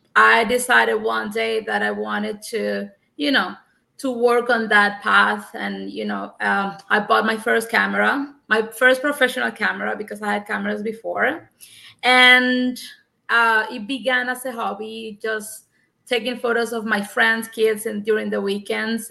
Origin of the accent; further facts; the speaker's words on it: Cuba; English is a second language; moved away as an adult; also born or lived in Havana; now in United States; I'm from Cuba and I was a teacher of English for nine years at a university in Havana